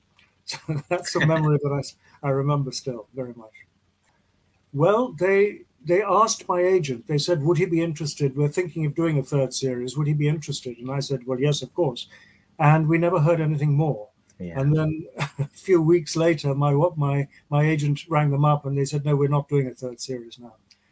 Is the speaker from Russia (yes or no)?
no; United Kingdom; well, no, I'm British, actually.